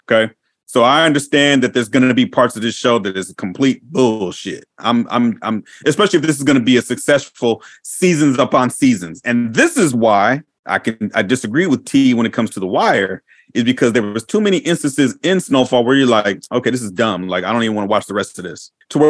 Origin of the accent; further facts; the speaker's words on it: West Coast, United States; also born or lived in Washington / Oregon; I grew up on the West Coast. I grew up all up and down on the West Coast. I'm from California, Washington, and Oregon.